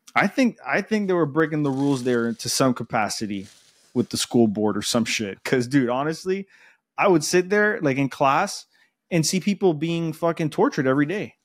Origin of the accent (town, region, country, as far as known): Miami, Florida, United States; accent: Spanish